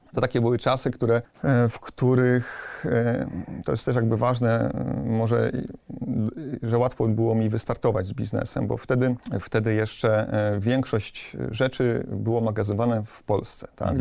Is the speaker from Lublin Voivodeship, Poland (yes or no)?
no; Silesian family, Silesian Voivodeship, Poland; pochodzę z takiej, no, powiedzmy, śląskiej, typowej rodziny. Robotnicza rodzina.